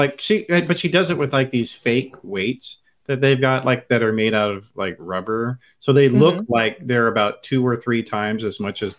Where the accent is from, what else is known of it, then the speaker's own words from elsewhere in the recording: California, United States; as a Californian, as we all are here on the show, so go California.